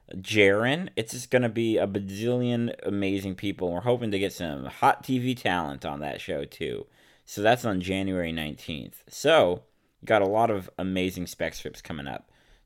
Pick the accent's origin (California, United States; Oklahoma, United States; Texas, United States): California, United States; San Francisco; moved away; As many of you know, I am from San Francisco, so it'll be great to be in my home turf.